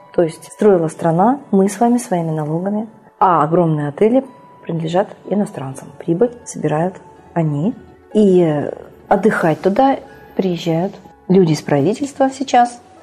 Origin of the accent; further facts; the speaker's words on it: Russia